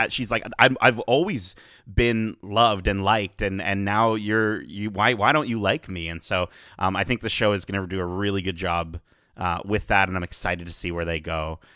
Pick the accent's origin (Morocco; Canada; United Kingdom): Canada; as a Canadian